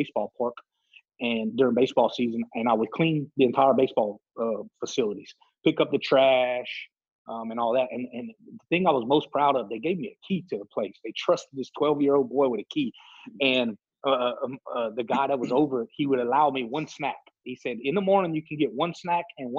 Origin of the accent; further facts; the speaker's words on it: Lake Arthur, Louisiana, United States; also born or lived in Jennings, Louisiana; Growing up in Lake Arthur, a small town, everybody knows everyone